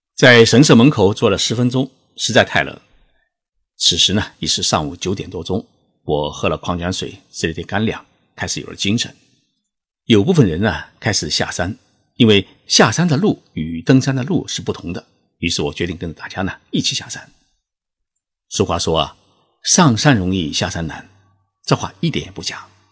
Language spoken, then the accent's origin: Chinese; China; 他们得知我是中国人